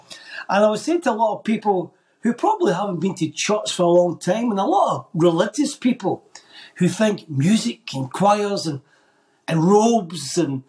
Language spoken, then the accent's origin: English; Scotland, United Kingdom; accent: Scottish; moved away as an adult; now in Ireland; hearing a Scottish accent here, just in case some of the viewers think, is that guy Irish? This is a Scottish accent.